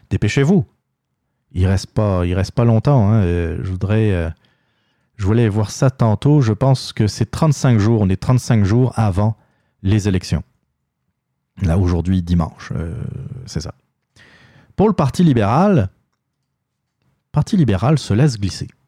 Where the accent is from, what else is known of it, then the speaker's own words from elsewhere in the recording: Quebec, Canada; Puis nous, on est bons, on est des Québécois.